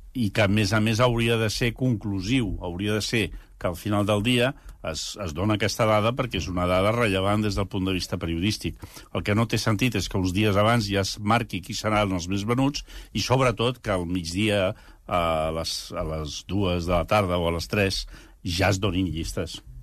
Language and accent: Catalan; Catalonia, Spain; com a catalans